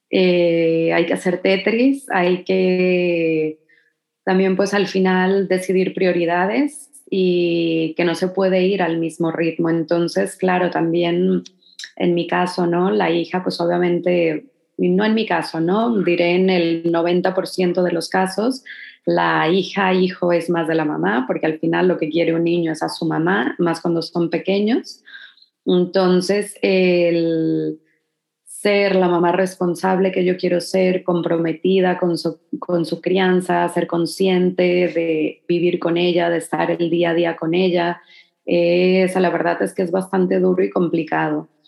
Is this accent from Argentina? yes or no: no; Mexico; Mira, yo creo que más que como mexicana, yo creo que sería el hecho de ser mujer.